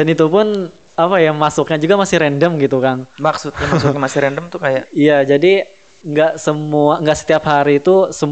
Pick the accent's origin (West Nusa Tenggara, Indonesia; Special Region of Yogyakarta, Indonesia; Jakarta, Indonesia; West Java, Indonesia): Special Region of Yogyakarta, Indonesia; Yogyakarta; Kalau dulu tuh kan karena aku dari Jogja gitu ya